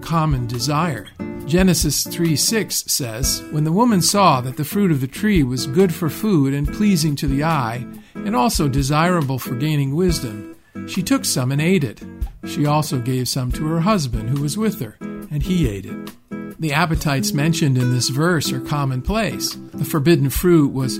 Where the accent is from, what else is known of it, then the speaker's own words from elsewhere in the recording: Rust Belt of the Midwest, United States; I was just a kid growing up in the Rust Belt of the Midwest